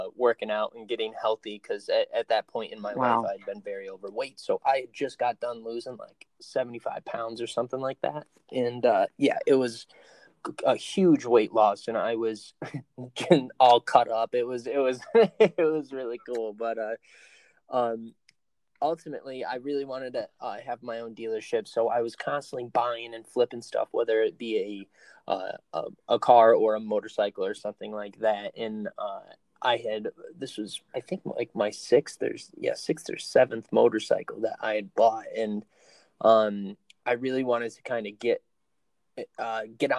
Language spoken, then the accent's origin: English; Binghamton, New York, United States; I was born in Binghamton, New York, raised there over on the west side